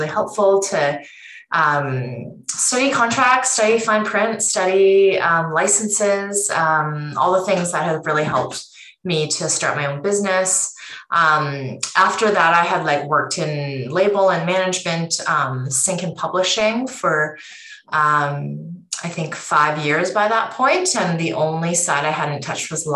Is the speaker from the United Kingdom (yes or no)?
no; Vancouver, British Columbia, Canada; moved away as an adult; also born or lived in Toronto; I'm originally from Vancouver